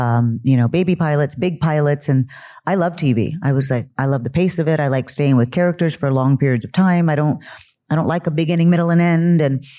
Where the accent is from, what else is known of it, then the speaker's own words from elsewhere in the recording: United States; I am Chicana. I am Mexican-American.